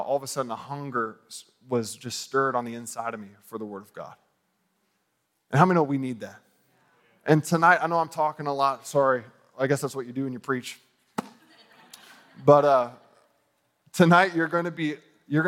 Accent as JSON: {"language": "English", "country": "United States", "said": "I'm from America"}